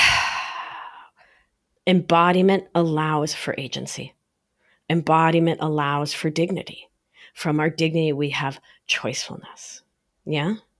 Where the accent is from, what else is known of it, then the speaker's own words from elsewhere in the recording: New York, United States; I'm New Yorker for life